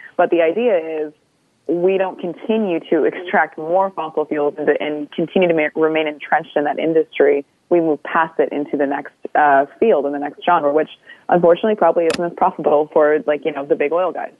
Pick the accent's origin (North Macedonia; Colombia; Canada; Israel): Canada; I'm Anishinaabe from Kuching First Nation